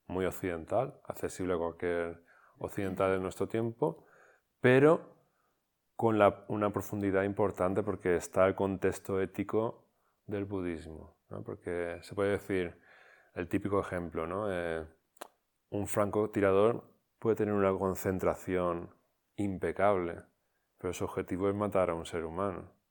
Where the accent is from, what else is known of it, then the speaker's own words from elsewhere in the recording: Barcelona, Catalonia, Spain; Entonces, claro, un, dojo, yo soy de Barcelona, no tengo ni idea